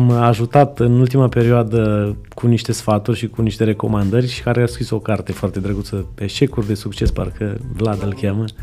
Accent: Reșița, Caraș-Severin County, Romania; Eu sunt din Reșița

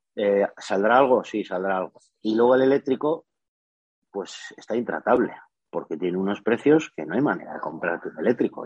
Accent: Spain; soy de España

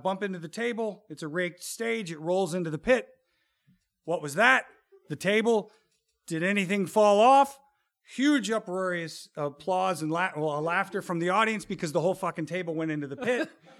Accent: Chicago, Illinois, United States; we grew up in the South Side of Chicago. Times were tough, right?

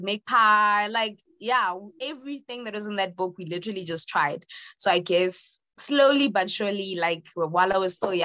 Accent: Johannesburg, Gauteng, South Africa; I am from Johannesburg, South Africa

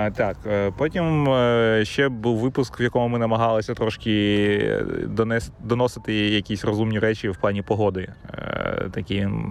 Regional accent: Kyiv, Ukraine; moved away; я сам з Троєщини

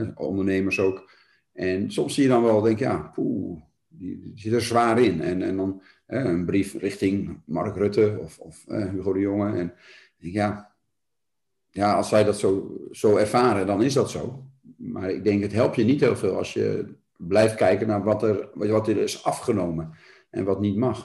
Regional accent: Ermelo, Gelderland, Netherlands; also born or lived in Nunspeet; now in Doornspijk, Netherlands; Ik ben in Ermelo geboren.

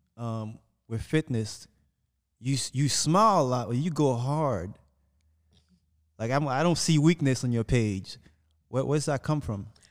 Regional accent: South Florida, United States; also born or lived in Haiti; now in Los Angeles, United States; born in Haiti, grew up in South Florida

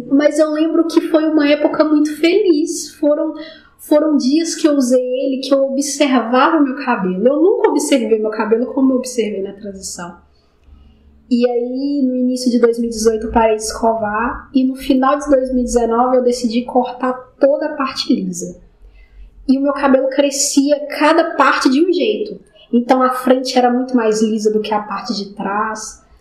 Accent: Itabirito, Minas Gerais, Brazil; Eu trabalho com inspeção de equipamentos na mineração e eu sou natural de Itabirito.

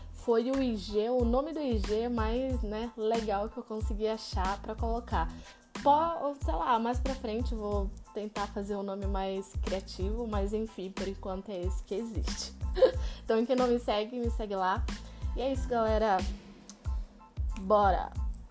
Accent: Pará, Brazil; moved away as an adult; now in Curitiba, Brazil; eu sou paraense, né? Então, eu nasci e cresci no Pará e já faz 11 anos que moro aqui em Curitiba

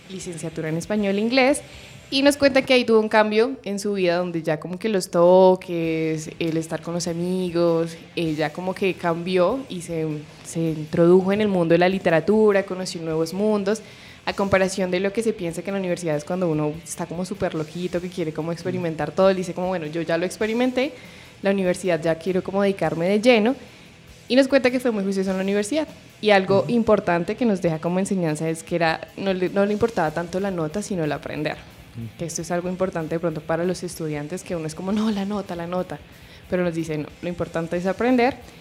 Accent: Bogotá, Colombia; yo soy de Bogotá, pero mi, alrededor es más como de pueblo, porque mi familia es de pueblo

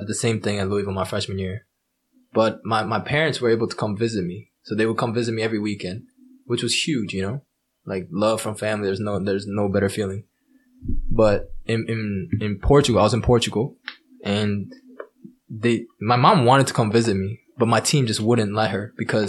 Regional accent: Japan; As a Japanese, like, they don't think Asian people can pronounce R's.

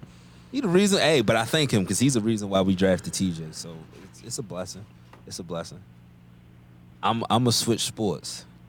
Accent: Baltimore, Maryland, United States; I'm from Baltimore

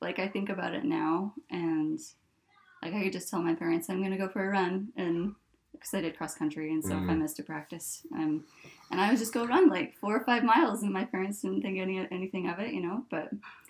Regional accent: Oakley, Idaho, United States; moved away as an adult; also born or lived in Soda Springs, Idaho / Rexburg, Idaho; now in Tri-Cities, United States; Well, I grew up in Oakley, Idaho. We moved there when I was like 4 from Soda Springs, Idaho. So small town.

